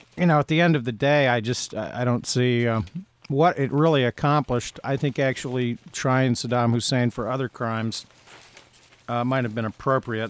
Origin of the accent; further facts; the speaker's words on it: Ohio, United States; where I grew up in Ohio.